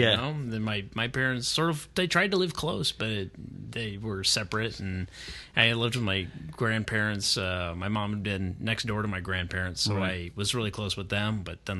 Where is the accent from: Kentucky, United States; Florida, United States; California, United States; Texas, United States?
California, United States; North Hollywood; also born or lived in Sherman Oaks / Granada Hills / Sylmar; Like I grew up in North Hollywood. Then I moved to Sherman Oaks, and then I moved to Granada Hills and Sylmar, and just